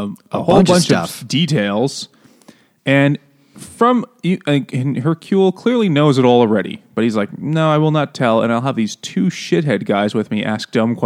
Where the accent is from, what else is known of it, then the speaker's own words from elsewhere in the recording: New York, United States; And we're from New York.